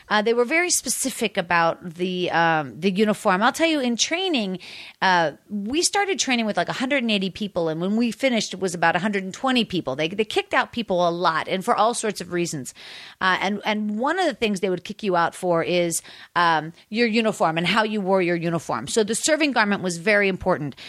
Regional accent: Pittsburgh, Pennsylvania, United States; moved away; also born or lived in Washington, D.C.; I'm from Pittsburgh

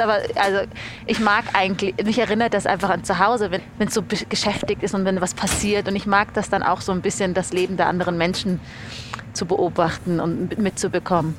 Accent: Munich, Bavaria, Germany; moved away as an adult; also born or lived in Berlin; now in Zurich, Switzerland; ich komme ja aus München

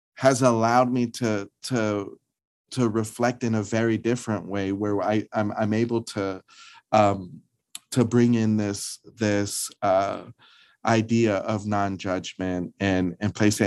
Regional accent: Los Angeles, California, United States; being a person of color, growing up in Los Angeles

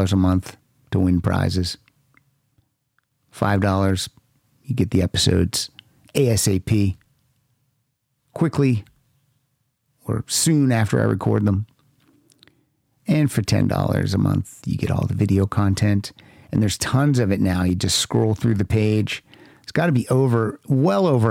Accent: Hollidaysburg, Pennsylvania, United States; I'm from Hollidaysburg, Pennsylvania

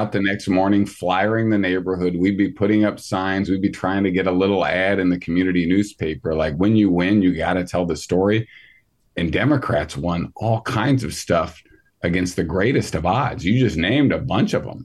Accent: Southern Indiana, United States; There are people that I grew up with in Southern Indiana.

